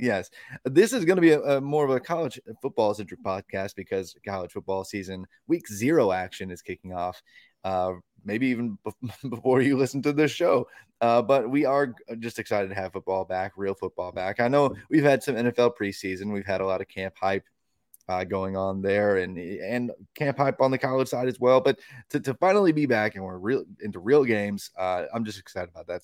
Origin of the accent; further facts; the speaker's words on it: Tennessee, United States; my home state of Tennessee